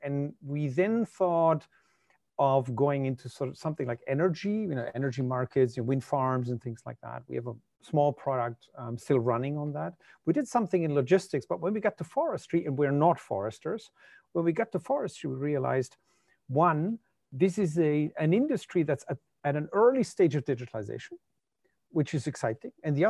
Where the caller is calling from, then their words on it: Germany; Yeah, so usually I'm based in Germany, but I'm actually calling in from Finland. We have a Finnish-German company, and I'm in Espoo, which is outside of Helsinki.